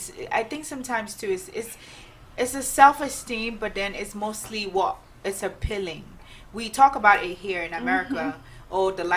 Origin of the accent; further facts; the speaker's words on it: Nigeria; Find them, I'm from Nigeria.